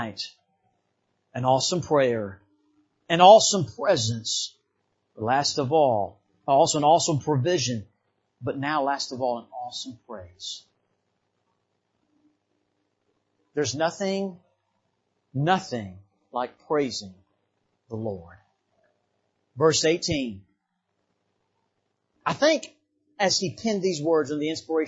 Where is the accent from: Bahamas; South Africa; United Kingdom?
Bahamas; now in United States; I didn't grow up here in the United States. I grew up in the Bahamas.